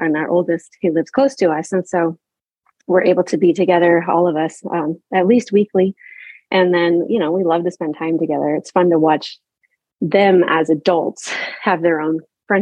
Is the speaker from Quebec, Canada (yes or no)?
no; Halifax, Nova Scotia, Canada; moved away as an adult; also born or lived in Prince Edward Island / New Brunswick; We grew up in Nova Scotia, so in a port city, so right on the water, Halifax